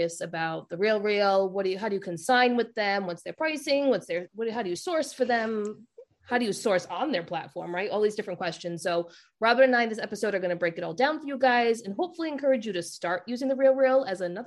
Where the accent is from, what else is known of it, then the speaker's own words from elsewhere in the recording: Rhode Island, United States; accent: Rhode Island; my Rhode Island accent